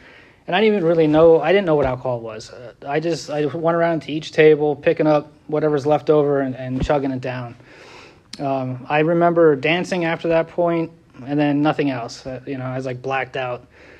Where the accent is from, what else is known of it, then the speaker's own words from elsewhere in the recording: San Francisco, California, United States; born there; I was born in California, San Francisco to be exact.